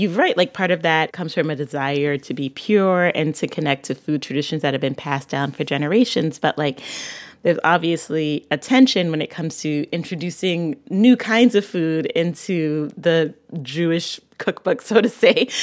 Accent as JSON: {"language": "English", "country": "Barbados", "said": "I'm from Barbados"}